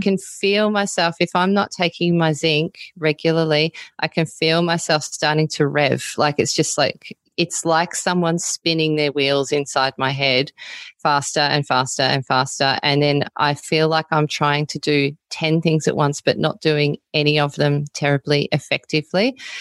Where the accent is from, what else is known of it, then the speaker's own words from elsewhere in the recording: Melbourne, Victoria, Australia; now in Byron Bay, Australia; I live in Byron Bay now, but I wasn't born here. I was born in Melbourne